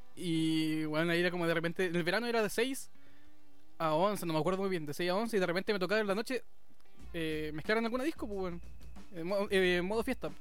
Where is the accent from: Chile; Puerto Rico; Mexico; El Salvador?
Chile; Puerto Varas, Los Lagos; nacido y criado en Puerto Varas